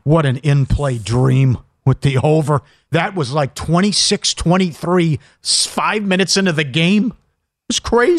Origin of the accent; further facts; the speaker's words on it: Minnesota, United States; growing up in Minnesota